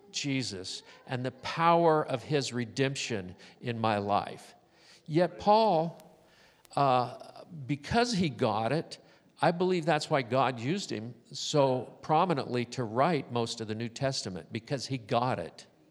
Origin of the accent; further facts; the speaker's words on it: Southern California, United States; when I was growing up in Southern California